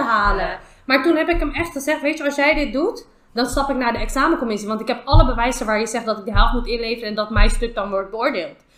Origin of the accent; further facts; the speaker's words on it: The Hague, South Holland, Netherlands; ik kwam uit Schilderswijk, ik woon nog steeds in Schilderswijk